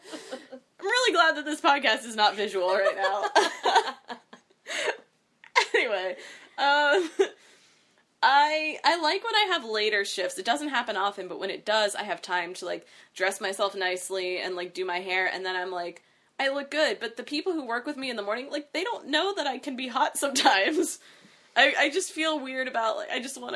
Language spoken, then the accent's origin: English; Virginia, United States; accent: Virginia; weird Virginia accent